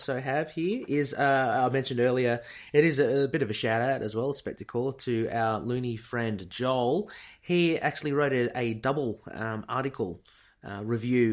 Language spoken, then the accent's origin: English; Australia; I'm Australian